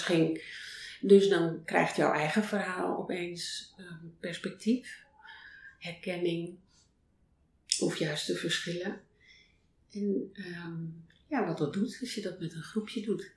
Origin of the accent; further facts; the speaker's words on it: North Holland, Netherlands; moved away; ik ben op een boerderij geboren in Noord-Holland